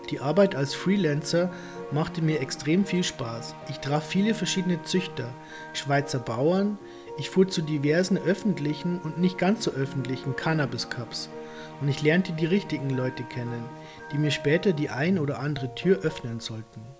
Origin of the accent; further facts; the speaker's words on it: Thuringia, Germany; moved away as an adult; Ich stamme aus Deutschland, genauer gesagt aus Thüringen.